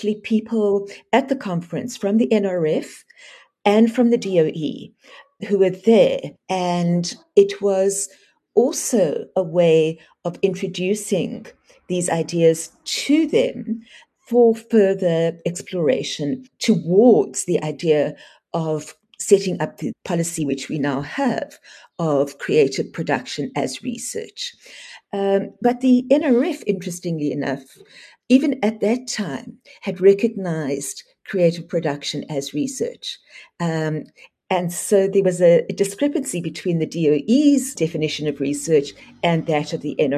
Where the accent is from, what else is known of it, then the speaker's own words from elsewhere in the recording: South Africa; as South African artists